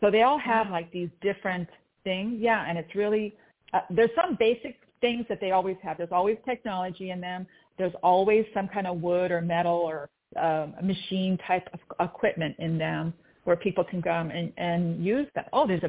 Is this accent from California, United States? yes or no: yes; Torrance, California, United States; I grew up mostly in the South Bay in Torrance.